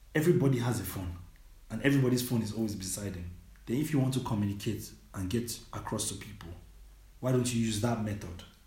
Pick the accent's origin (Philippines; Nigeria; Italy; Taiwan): Nigeria; moved away as an adult; now in Germany; I was born and raised in Nigeria